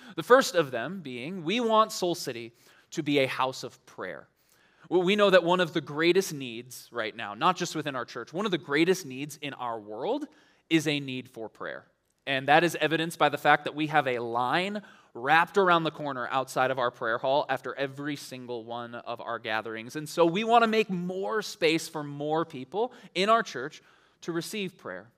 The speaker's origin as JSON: {"language": "English", "town": "Ann Arbor", "region": "Michigan", "country": "United States", "tie": "born or raised there", "moved": "yes", "said": "I grew up in Ann Arbor for a little while"}